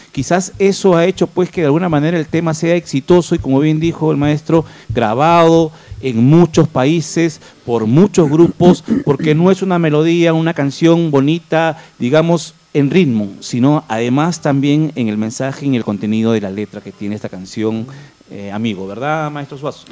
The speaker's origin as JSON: {"language": "Spanish", "country": "Peru", "said": "como peruano"}